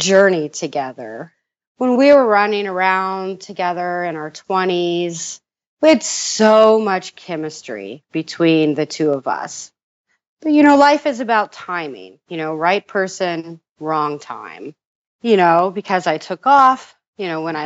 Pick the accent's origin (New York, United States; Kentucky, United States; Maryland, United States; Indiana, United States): Indiana, United States; we're both from Indiana